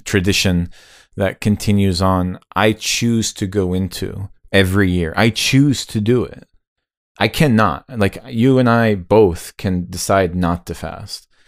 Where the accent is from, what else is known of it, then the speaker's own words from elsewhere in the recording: United States; as an American like kid growing up